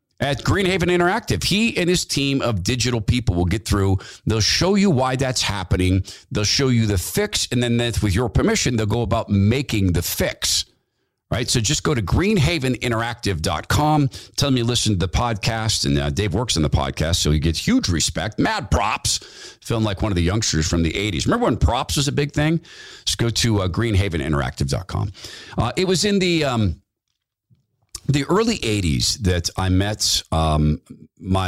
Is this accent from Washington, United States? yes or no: yes; Spokane, Washington, United States; as a young guy growing up in Spokane, Washington, which was still sort of the woods